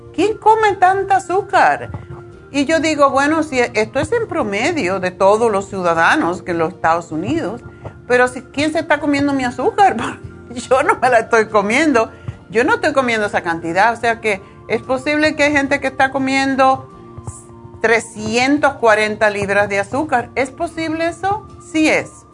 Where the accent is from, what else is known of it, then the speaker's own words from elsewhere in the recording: Cuba; yo soy cubana